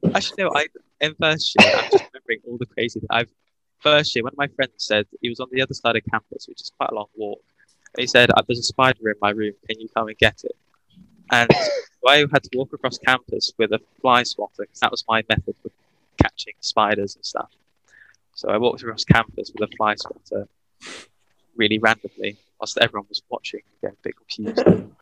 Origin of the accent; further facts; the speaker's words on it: Worcester, West Midlands, United Kingdom; also born or lived in Bath; I'm from Worcester.